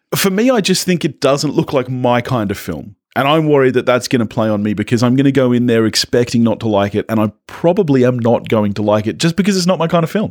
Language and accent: English; Australia